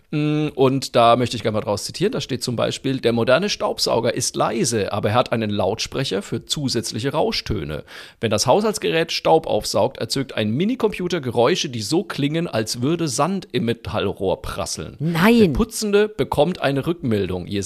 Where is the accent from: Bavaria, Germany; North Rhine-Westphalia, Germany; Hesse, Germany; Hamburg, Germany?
Bavaria, Germany; Franconia